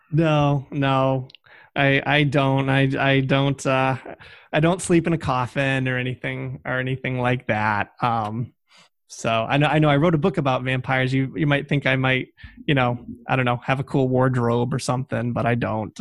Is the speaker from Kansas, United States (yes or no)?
no; Massachusetts, United States; I am from Massachusetts